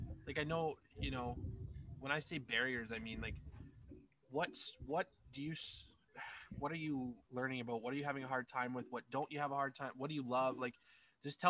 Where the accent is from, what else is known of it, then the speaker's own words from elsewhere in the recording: Scotland, United Kingdom; I'm Scottish and British